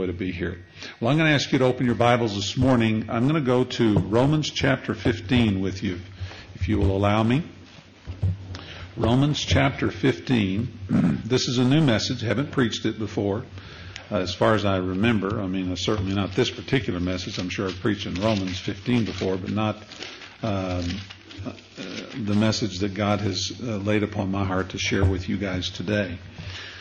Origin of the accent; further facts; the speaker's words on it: Amarillo, Texas, United States; I'm from Amarillo, Texas. My wife and I met there.